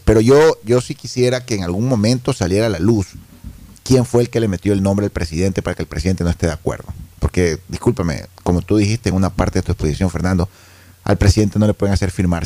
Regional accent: Ecuador; como ecuatorianos

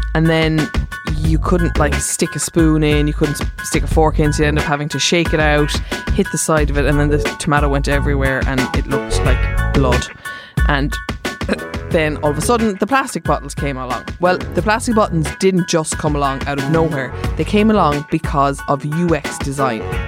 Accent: Cork, Munster, Ireland; I'm from Cork

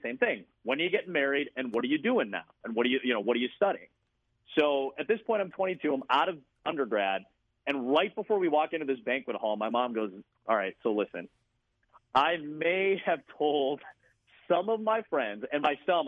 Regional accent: Chicago, Illinois, United States; moved away as an adult; also born or lived in Iowa; I come from Chicago. I come from a very diverse place

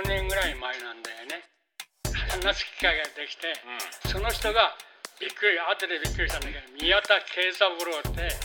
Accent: Futtsu, Chiba, Japan; moved away; 俺漁場で育ってるから漁場漁場あの海のところでふっつったところで

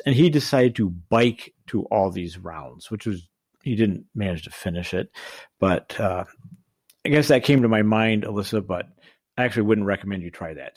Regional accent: Colorado, United States; I'm from Colorado

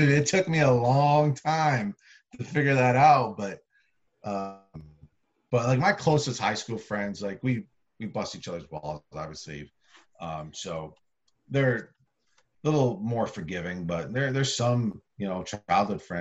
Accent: Massachusetts, United States; I grew up a Yankees and Giants fan in the state of Massachusetts. And I I grew up in central Massachusetts, and believe it or not, it's a different type of accent than the Boston accent.

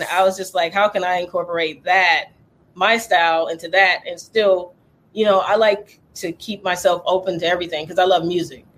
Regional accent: Charleston, South Carolina, United States; moved away; I was born in Charleston, South Carolina

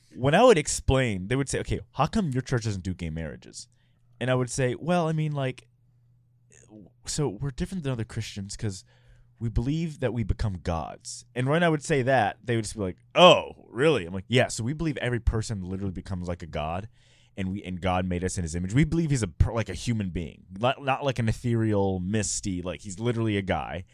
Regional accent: Houston, Texas, United States; also born or lived in San Francisco; now in Utah, United States; I grew up in Houston, which is pretty diverse

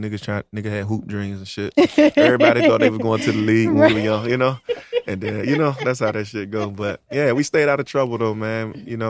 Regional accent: Norfolk, Virginia, United States; also born or lived in Villa Heights, Norfolk; growing up out Park Place, though

